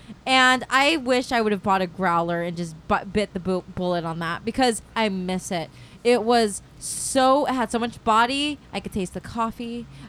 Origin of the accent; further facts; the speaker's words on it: Lakewood, California, United States; moved away as an adult; now in Dana Point, United States; Originally, I'm from Lakewood.